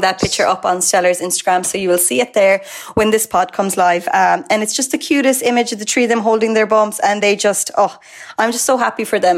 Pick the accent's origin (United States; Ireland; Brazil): Ireland; Mallow, Munster; I'm from Mallow, so I'd be about 40, about 30 to 40 minutes from Douglas